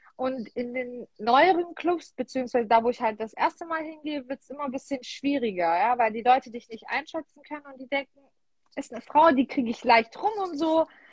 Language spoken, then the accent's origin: German; Heilbronn, Baden-Württemberg, Germany; Ich komme aus Heilbronn, also Raum Stuttgart.